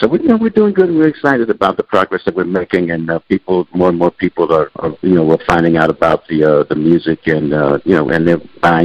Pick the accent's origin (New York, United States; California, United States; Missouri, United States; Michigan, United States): California, United States; Oakland; also born or lived in Arkansas; we came from Arkansas and settled in Oakland, and I was about maybe a year and a half